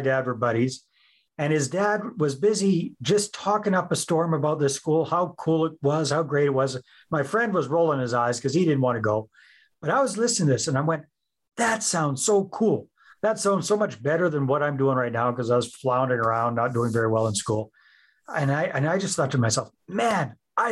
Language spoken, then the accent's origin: English; Northern British Columbia, Canada; also born or lived in San Jose, Costa Rica; now in Southern British Columbia, Canada; I'm originally from Northern British Columbia and these days live in Southern British Columbia